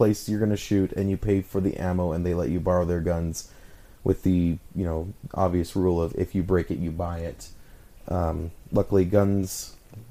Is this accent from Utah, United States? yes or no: yes; Utah, United States; my hometown